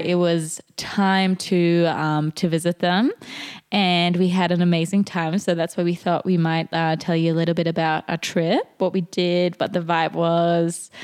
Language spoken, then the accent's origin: English; Germany; English is a second language; we're from Germany